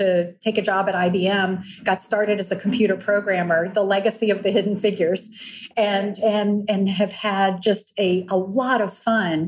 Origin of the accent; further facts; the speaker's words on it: Lexington, Virginia, United States; I was raised in Lexington, Virginia